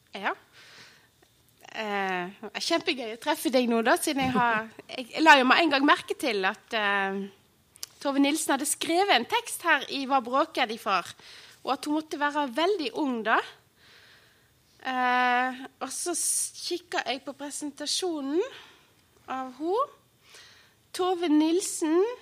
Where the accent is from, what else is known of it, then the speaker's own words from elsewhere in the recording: Odda, Vestland, Norway; Og Odda, der jeg kommer fra